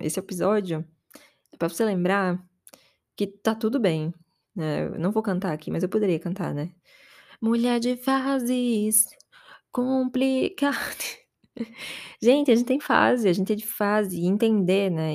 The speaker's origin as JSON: {"language": "Portuguese", "town": "Aracaju", "region": "Sergipe", "country": "Brazil", "moved": "as an adult", "lives_now": "São Paulo, Brazil", "said": "desde que eu saí de casa, que eu saí de Aracaju e vim pra São Paulo"}